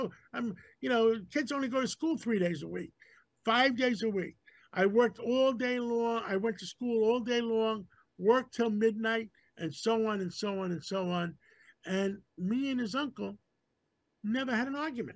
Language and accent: English; New York City, New York, United States; My father brought me to America. I was 6 months old after World War II. We grew up in Harlem.